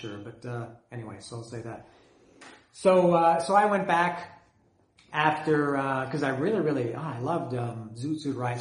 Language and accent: English; Canada; I'm Canadian. I grew up in Canada